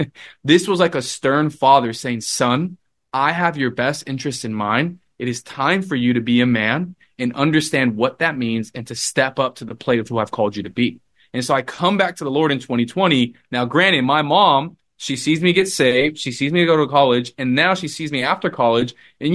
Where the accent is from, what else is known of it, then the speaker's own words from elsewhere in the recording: Los Angeles, California, United States; from Los Angeles where I grew up to school in San Diego, I kind of just uprooted from